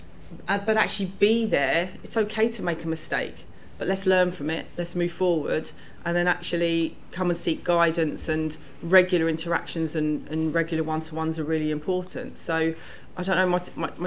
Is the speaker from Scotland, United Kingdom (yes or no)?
no; London, United Kingdom; I grew up in South London.